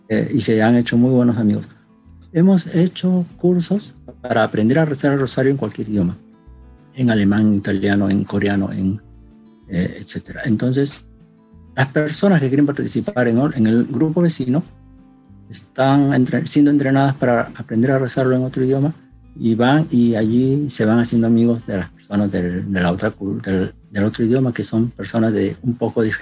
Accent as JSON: {"language": "Spanish", "country": "Peru", "moved": "yes", "lives_now": "Japan", "said": "Nosotros en Japón somos extranjeros, somos peruanos"}